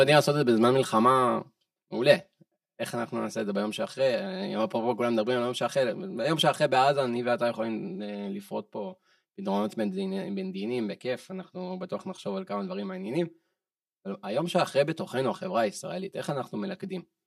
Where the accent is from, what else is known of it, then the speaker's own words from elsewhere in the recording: Israel; אני ישראלי בן 30